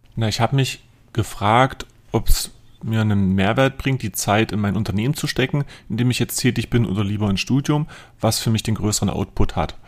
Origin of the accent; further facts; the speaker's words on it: near Lutherstadt Eisleben, southern Saxony-Anhalt, Germany; moved away as an adult; now in Magdeburg, Germany; aufgewachsen bin ich im südlichen Sachsen-Anhalt, Lutherstadt Eisleben, da in der Umgebung in einem kleinen Dorf